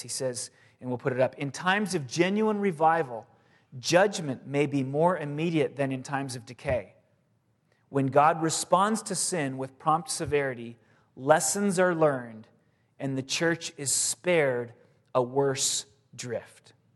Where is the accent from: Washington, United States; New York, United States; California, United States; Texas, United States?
California, United States; San Diego; moved away; I grew up in San Diego, and I went to the beach all the time, and my parents still live there